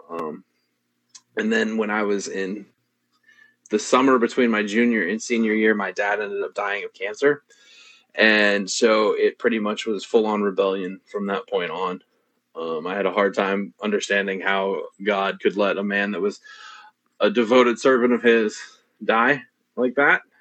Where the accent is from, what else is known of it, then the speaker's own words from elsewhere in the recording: New Washington, Ohio, United States; So we started out in this little town called New Washington, which is over kind of by Mansfield.